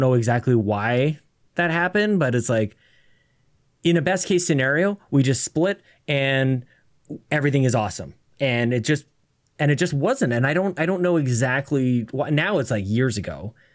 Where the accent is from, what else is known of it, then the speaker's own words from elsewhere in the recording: Canada; being Canadian